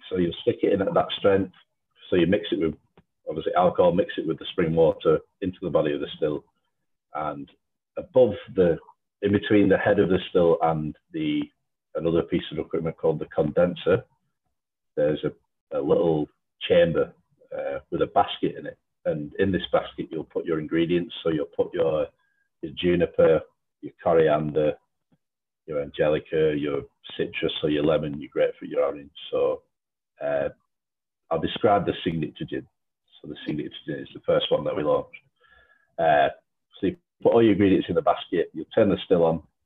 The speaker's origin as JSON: {"language": "English", "area": "Lancashire", "region": "North West England", "country": "United Kingdom", "said": "I'm from Lancashire."}